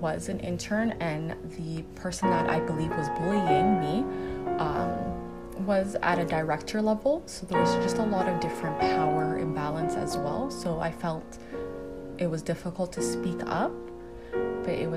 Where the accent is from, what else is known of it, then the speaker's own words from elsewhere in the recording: Canada; accent: Canadian; I was born and raised in Canada, I'm a Canadian